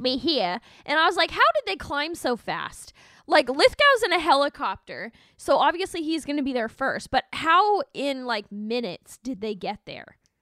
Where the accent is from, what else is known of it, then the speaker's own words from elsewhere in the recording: Alberta, Canada; growing up in Alberta because we have a lot of lakes and lots of freezing